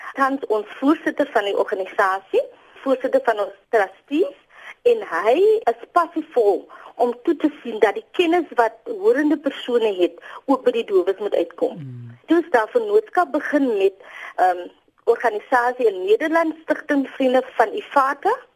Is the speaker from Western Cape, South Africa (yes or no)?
yes; Boland, Western Cape, South Africa; moved away as an adult; also born or lived in Kimberley; now in Worcester, South Africa; Ek is oorspronklik van die Boland